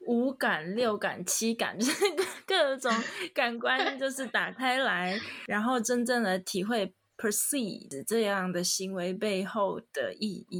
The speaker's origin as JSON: {"language": "Chinese", "country": "Taiwan", "moved": "yes", "said": "回去台湾工作"}